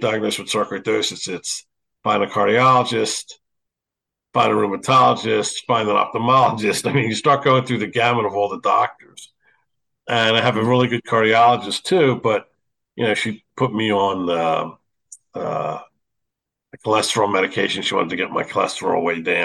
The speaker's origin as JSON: {"language": "English", "town": "Philadelphia", "region": "Pennsylvania", "country": "United States", "tie": "born or raised there", "said": "growing up in Philadelphia, I mean, we played basketball every day"}